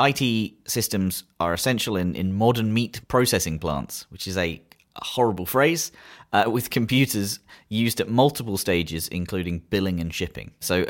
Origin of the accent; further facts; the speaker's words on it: United Kingdom; So with three of us being British on the call